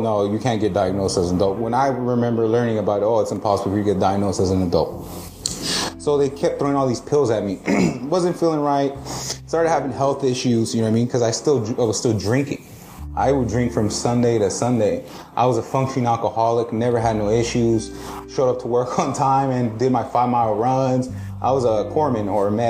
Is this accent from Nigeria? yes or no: no; Mexico; moved away; I grew up in Mexico